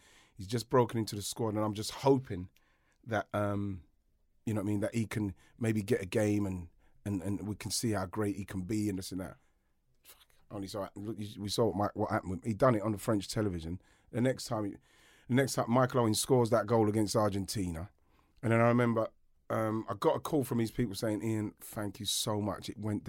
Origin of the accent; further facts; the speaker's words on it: England, United Kingdom; now in France; because obviously in France, I'm English, they know.